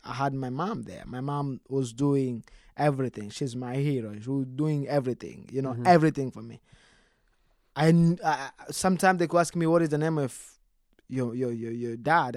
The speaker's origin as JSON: {"language": "English", "country": "DR Congo", "tie": "born or raised there", "moved": "yes", "lives_now": "Texas, United States", "said": "that's where we was we were born"}